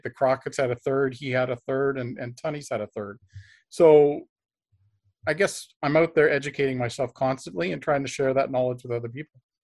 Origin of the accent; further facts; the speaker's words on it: Canada; I'm also Canadian